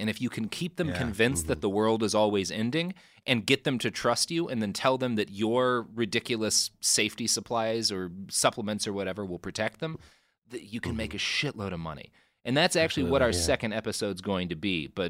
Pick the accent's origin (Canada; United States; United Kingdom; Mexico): United States; Texas; I grew up in Texas with a very conservative family